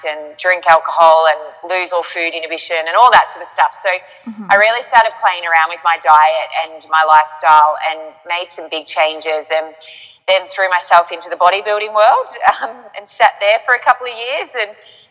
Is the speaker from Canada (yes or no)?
no; Yarrawonga, Victoria, Australia; I'm from Yarrawonga, Mooala, up on the border of New South Wales and Victoria